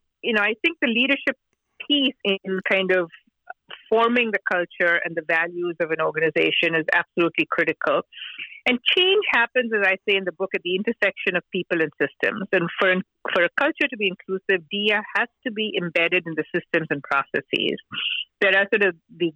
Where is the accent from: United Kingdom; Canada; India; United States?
India; Mumbai, Maharashtra; moved away as an adult; I grew up in Mumbai, India